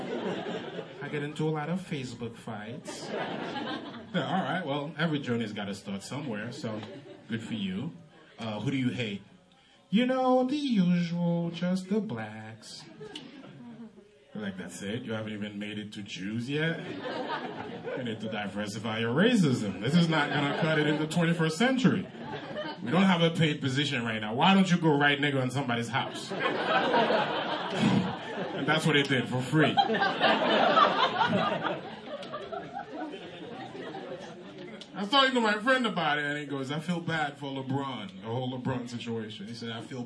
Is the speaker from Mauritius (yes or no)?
no; Haiti; first language Haitian Creole; English is a second language; now in United States; I'm from Haiti. I'm Haitian.